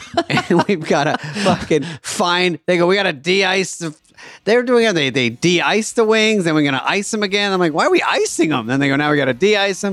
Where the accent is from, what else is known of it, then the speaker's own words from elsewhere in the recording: Michigan, United States; I was born in Michigan